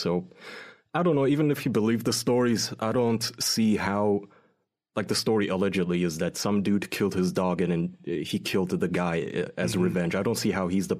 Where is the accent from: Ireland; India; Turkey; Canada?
Turkey